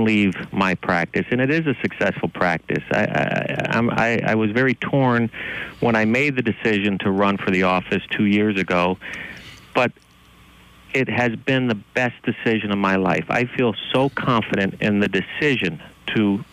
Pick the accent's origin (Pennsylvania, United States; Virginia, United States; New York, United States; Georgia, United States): Pennsylvania, United States; Moosic; I was born and raised in the Lower Valley in Moosic, and I chose to raise my family there